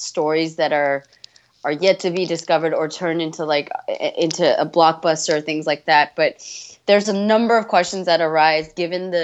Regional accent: United States; I grew up 31 years in America

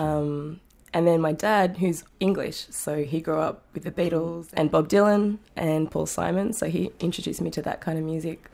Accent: Tamworth, New South Wales, Australia; moved away as an adult; also born or lived in Sydney / Singapore; now in New York City, United States; growing up in Tamworth

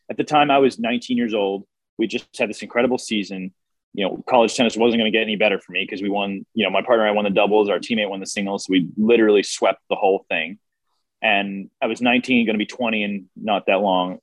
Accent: United States; growing up in America

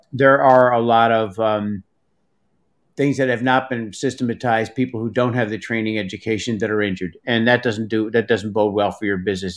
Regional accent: Hudson Valley, New York, United States; I grew up in the Hudson Valley, but when I moved upstate

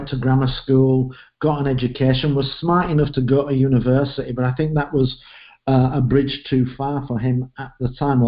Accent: Leeds, Yorkshire and the Humber, United Kingdom; moved away; I'm from Leeds in the north of England, grew up there and stayed there until I went to university

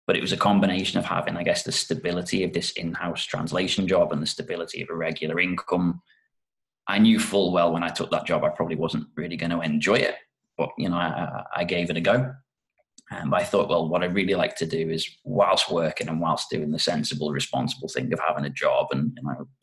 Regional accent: North West England, United Kingdom; moved away as an adult; also born or lived in Japan; brought me back up to the northwest of the UK, where I'm actually from

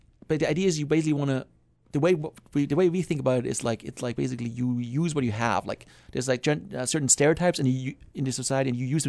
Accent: Germany; English is a second language; moved away; I'm from Germany. I'm from Germany.

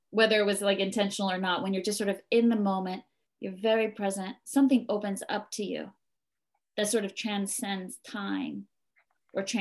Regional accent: East Coast, United States; I grew up on the East Coast in a Catholic faith, and here I am, and it doesn't matter.

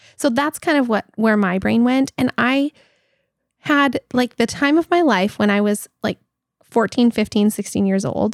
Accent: Belize; moved away

